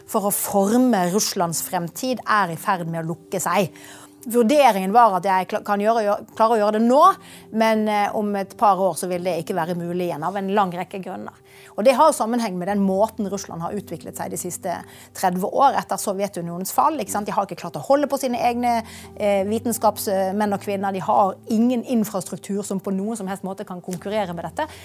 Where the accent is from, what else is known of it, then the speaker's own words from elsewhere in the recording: Bergen, Vestland, Norway; Det er mange år siden jeg har bodd i Bergen nå, da.